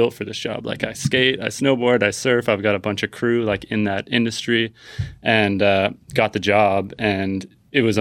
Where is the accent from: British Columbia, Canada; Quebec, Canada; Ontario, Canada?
British Columbia, Canada; Vancouver; moved away as an adult; also born or lived in California; now in Tofino, Canada; I'm from Vancouver originally, lived in California for 8 years